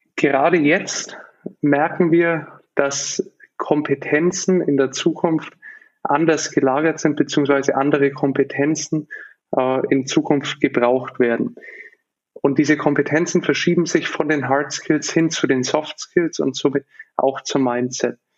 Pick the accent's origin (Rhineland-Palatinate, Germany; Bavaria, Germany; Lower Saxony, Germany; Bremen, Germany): Bavaria, Germany; Nuremberg; ich bin aufgewachsen in Nürnberg